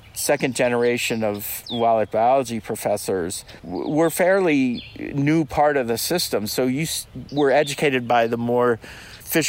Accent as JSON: {"language": "English", "area": "outside of Cincinnati", "region": "Ohio", "country": "United States", "tie": "born or raised there", "also_born_or_lived": "New Hampshire", "moved": "yes", "said": "I grew up outside of Cincinnati"}